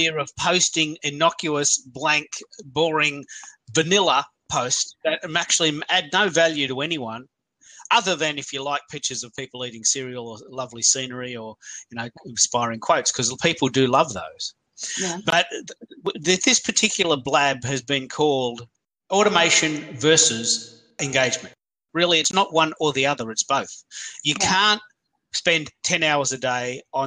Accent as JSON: {"language": "English", "country": "Australia", "said": "I'm the Aussie Twitter dude"}